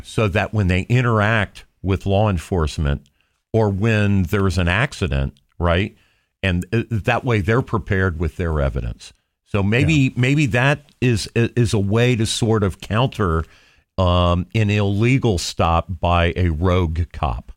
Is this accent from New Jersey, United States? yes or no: no; Johnstown, Ohio, United States; I'm from Johnstown, which is at the intersection of two state routes, 37 and 62